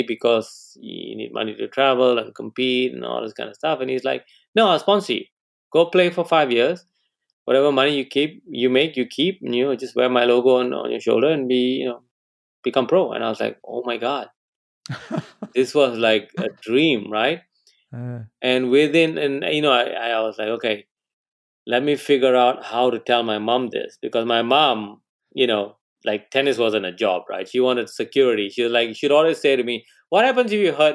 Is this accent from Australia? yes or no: no; Malaysia; moved away as an adult; also born or lived in England; I come from Malaysia.